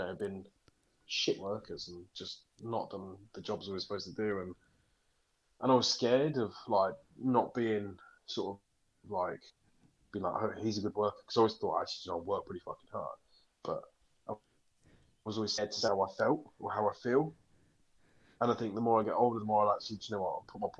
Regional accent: United Kingdom; We're British

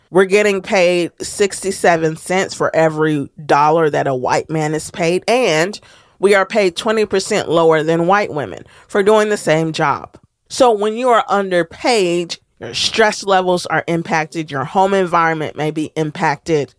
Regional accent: United States; as a Black American

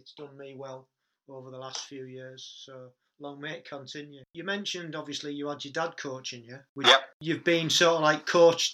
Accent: Stockton-on-Tees, North East England, United Kingdom; That's my hometown

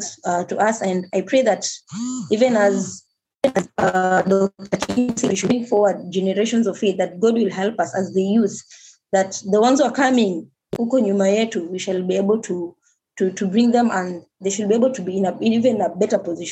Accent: Mombasa, Mombasa County, Kenya; I was born and raised in Mombasa

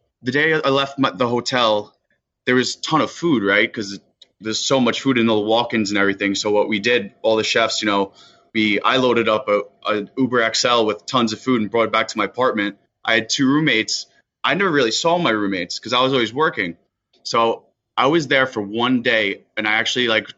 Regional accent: Sayville, New York, United States; I grew up in Sayville

